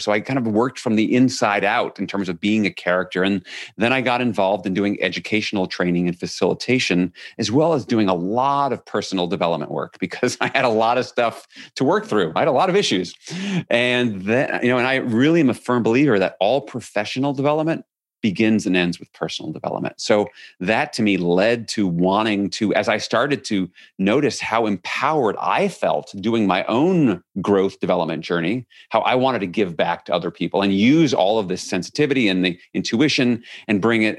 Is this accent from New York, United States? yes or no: yes; New York City, New York, United States; I grew up in New York City